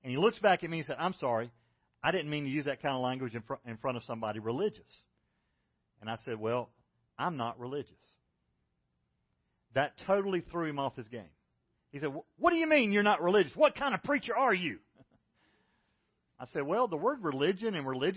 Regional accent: South Carolina, United States; I was from South Carolina

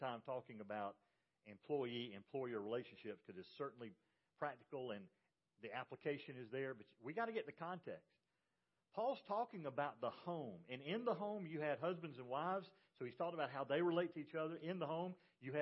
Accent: Macon, Georgia, United States; I was raised in Macon, Georgia.

